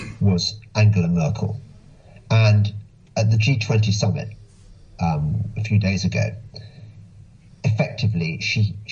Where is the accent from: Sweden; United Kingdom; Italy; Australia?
United Kingdom; England; I'm English